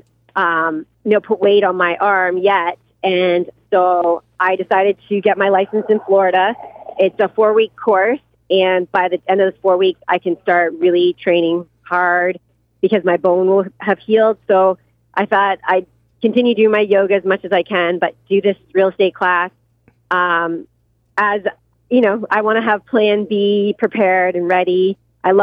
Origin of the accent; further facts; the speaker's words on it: Canada; now in United States; I'm Canadian